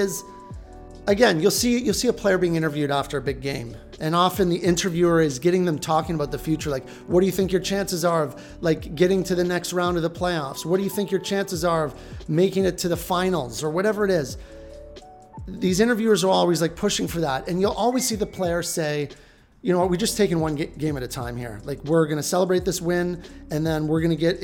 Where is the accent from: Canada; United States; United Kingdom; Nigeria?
Canada; just outside of Toronto, southwestern Ontario; now in Vancouver, Canada; I grew up just outside of Toronto and, you know, southwestern Ontario